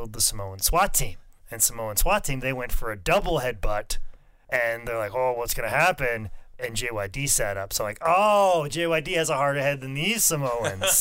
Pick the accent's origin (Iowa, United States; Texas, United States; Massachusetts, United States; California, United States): Iowa, United States; I am from Iowa